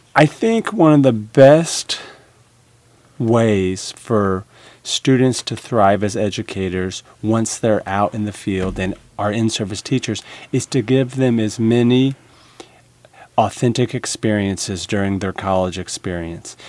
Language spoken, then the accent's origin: English; Illinois, United States; now in Nebraska, United States; Originally, I'm from Illinois